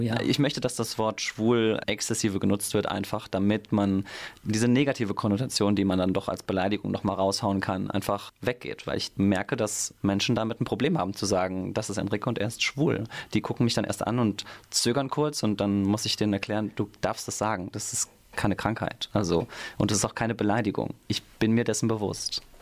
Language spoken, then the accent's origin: German; Mainz, Rhineland-Palatinate, Germany; ich bin in Münchfeld geboren, wohne mittlerweile in Gonsenheim und bin hier um die Ecke sogar zur Schule gegangen, aufs Theresianum